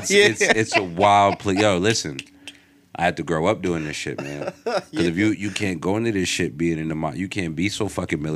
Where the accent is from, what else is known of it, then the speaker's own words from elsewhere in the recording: Englewood, United States; I remember I came from Englewood.